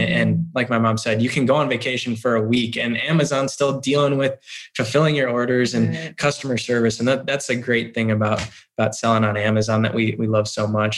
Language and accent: English; Chicago, Illinois, United States; also born or lived in Florida; now in Westfield, United States; I grew up in Chicago